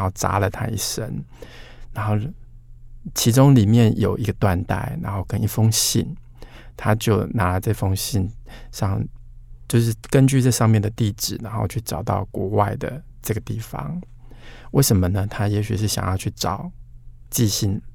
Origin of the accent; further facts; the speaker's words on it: Hanxi, Taichung, Taiwan; 韩熙也是在台中的，确实有一个这样的地方，我就在这里出生成长